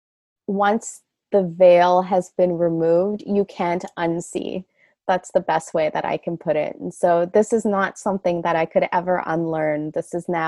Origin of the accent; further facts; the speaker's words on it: Canada; moved away as an adult; I'm Canadian